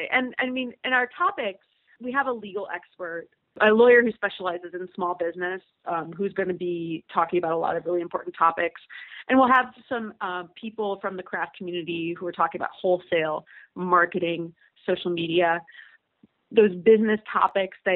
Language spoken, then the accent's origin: English; Cleveland, Ohio, United States; born or raised there; also born or lived in Germany / upstate New York / Pittsburgh; now in Cincinnati, United States